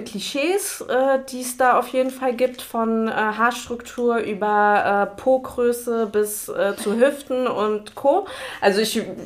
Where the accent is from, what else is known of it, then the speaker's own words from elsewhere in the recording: Germany; bin ich hier in Deutschland geboren und aufgewachsen